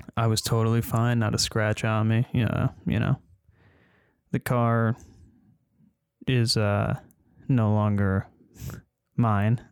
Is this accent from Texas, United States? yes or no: no; upstate New York, United States; also born or lived in Queens, New York; grew up in Queens, New York, moved upstate, like I said, been living up here since I was in the fourth grade